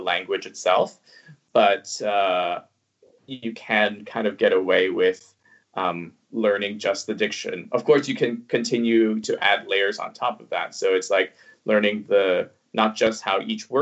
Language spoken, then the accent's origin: English; Toronto, Ontario, Canada; first language Cantonese; English is a second language; also born or lived in Hong Kong; I studied French until I was in grade 11 because I'm from Toronto.